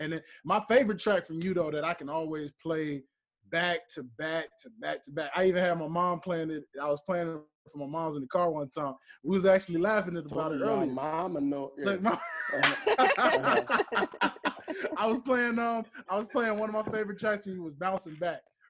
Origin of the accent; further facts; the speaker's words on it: Memphis, Tennessee, United States; moved away; I'm from Memphis originally